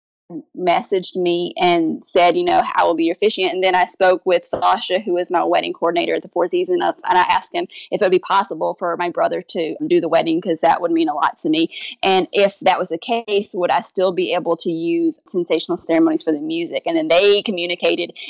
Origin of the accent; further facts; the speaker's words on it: Kentucky, United States; now in Louisiana, United States; my hometown in Kentucky